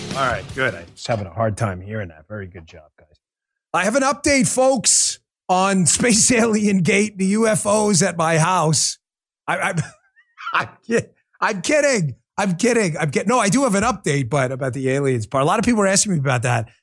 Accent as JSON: {"language": "English", "town": "New York City", "region": "New York", "country": "United States", "tie": "born or raised there", "said": "I grew up in New York"}